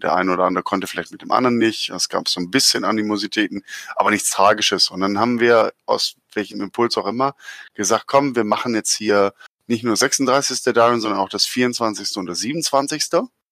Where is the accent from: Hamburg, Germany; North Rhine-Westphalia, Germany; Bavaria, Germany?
North Rhine-Westphalia, Germany; Schwerte; in Schwerte, da wo ich aufgewachsen bin.